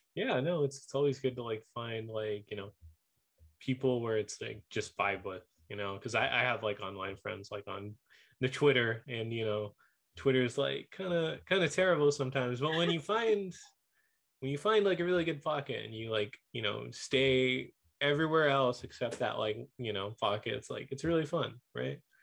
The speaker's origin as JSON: {"language": "English", "town": "Whittier", "region": "California", "country": "United States", "tie": "born or raised there", "said": "Whittier, my hometown."}